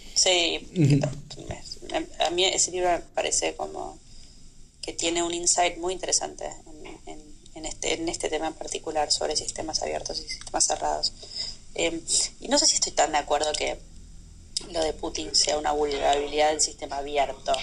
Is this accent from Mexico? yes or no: no; Argentina; moved away as an adult; había nacido en Argentina y vivía en Argentina